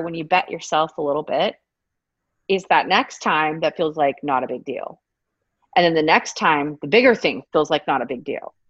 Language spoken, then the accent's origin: English; Texas, United States; I'm from Texas.